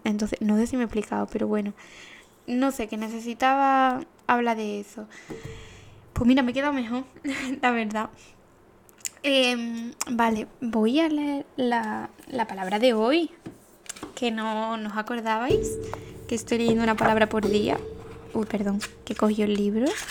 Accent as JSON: {"language": "Spanish", "town": "Paradas", "region": "Andalusia", "country": "Spain", "said": "yo soy de Parada"}